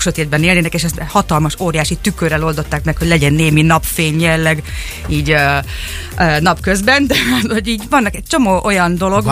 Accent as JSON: {"language": "Hungarian", "town": "Szeged", "region": "Csongrád-Csanád", "country": "Hungary", "tie": "born or raised there", "also_born_or_lived": "Budapest, Hungary", "moved": "as an adult", "lives_now": "Turin, Italy", "said": "Szegeden végeztem a, a, az, az iskoláimat, tehát egyetemre is itt jártam"}